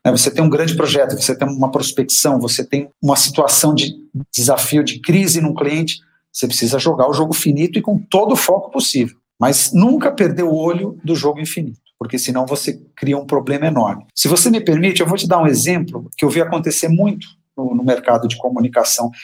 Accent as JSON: {"language": "Portuguese", "country": "Brazil", "said": "A nossa cultura, como brasileiros"}